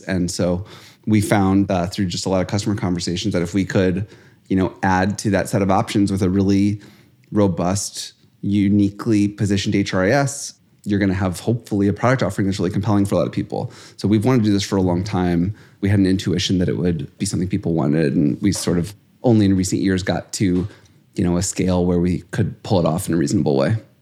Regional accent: St. Louis, Missouri, United States; We grew up in Saint Louis.

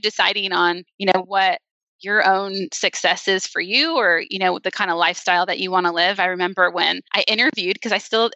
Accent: United States; moved away as an adult; also born or lived in Southern California / Las Vegas, Nevada; now in Nashville, United States; I'm originally from the West Coast. So I grew up in Southern California in Las Vegas. And we moved to Nashville 10 years ago

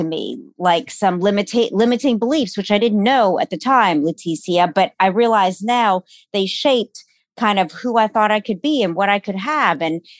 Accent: New Orleans, Louisiana, United States; moved away as an adult; now in Los Angeles, United States; I am originally born and raised in New Orleans, Louisiana. Mm-hmm. And I lived there for 43 years.

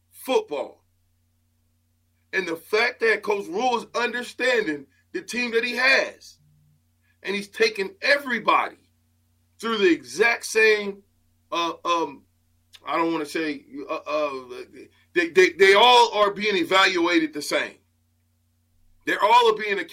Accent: Omaha, Nebraska, United States; when I came in from Omaha South High

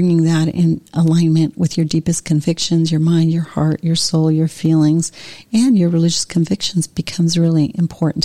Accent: Montevideo, Uruguay; I was born in Montevideo in Uruguay in South America.

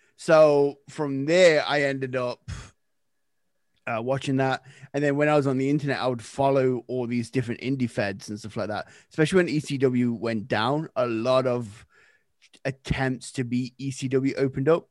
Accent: Nottingham, East Midlands, United Kingdom; moved away as an adult; now in Canada; I am originally from Nottingham, England.

